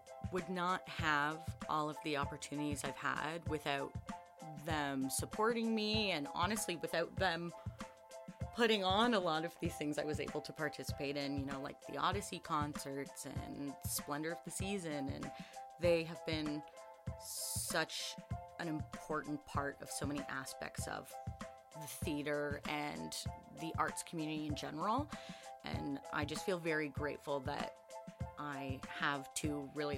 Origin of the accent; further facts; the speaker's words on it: Lindsay, Ontario, Canada; I'm from Lindsay, Ontario